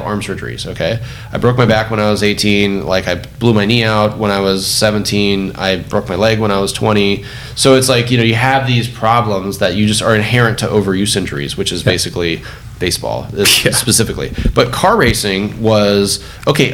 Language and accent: English; Orange County, California, United States; I grew up in Orange County